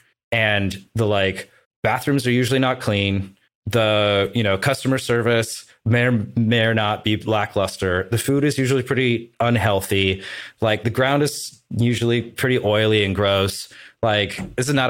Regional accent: Portland, United States; my hometown Portland

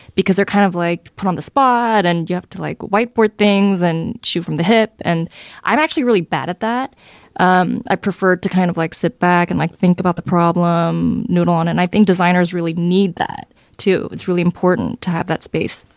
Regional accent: Southern California, United States; also born or lived in Seoul, South Korea; I came here to California when I was around eight. Uh, and so I grew up in Southern California.

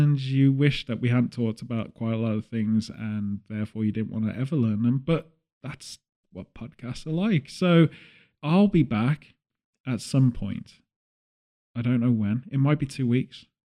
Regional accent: Redditch, West Midlands, United Kingdom; my hometown of Redditch

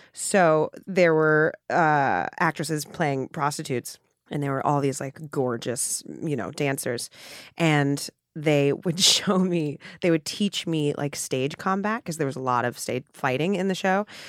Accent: New York City, New York, United States; I grew up in a Hell's Kitchen in Midtown Manhattan

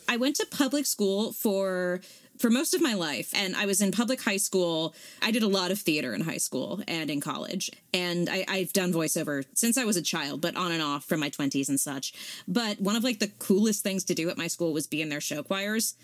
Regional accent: Southern California, United States; I grew up in Southern California.

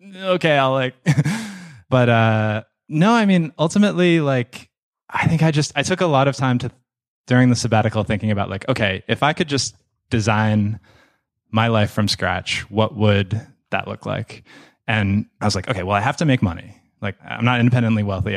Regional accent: Boston, Massachusetts, United States; moved away as an adult; now in Cape Town, South Africa; I grew up in Boston, uh, in the suburbs of Boston

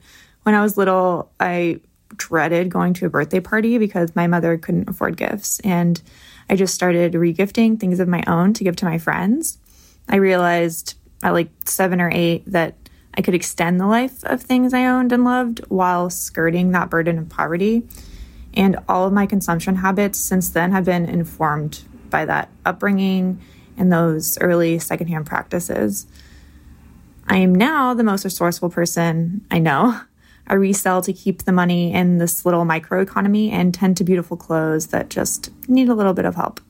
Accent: Texas, United States; now in Brooklyn, United States; I live in Brooklyn now, but I grew up impoverished in Texas.

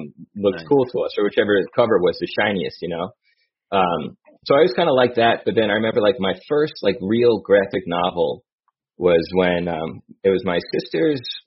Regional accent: Long Island, New York, United States; moved away as an adult; also born or lived in Manhattan, New York; now in North Carolina, United States; I was born there, and then I was raised on Long Island. And then about 4 years ago, I moved down to North Carolina.

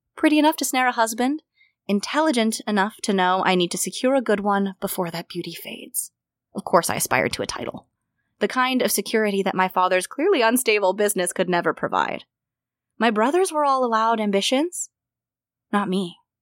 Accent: United States; I would consider myself to, to be living still in as an American educated woman

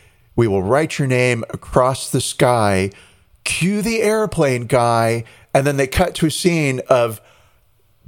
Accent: United States; as an American

